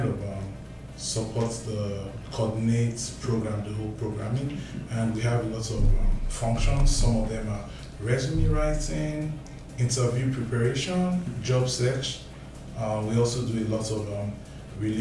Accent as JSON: {"language": "English", "country": "Nigeria", "also_born_or_lived": "Winnipeg, Canada", "moved": "as an adult", "lives_now": "Winkler, Canada", "said": "I'm originally from Nigeria. I've lived in Manitoba for 3.5 years"}